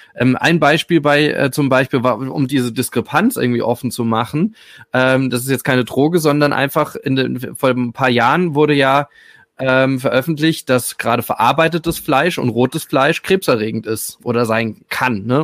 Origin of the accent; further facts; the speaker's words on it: Rhineland-Palatinate, Germany; ich komme aus der Pfalz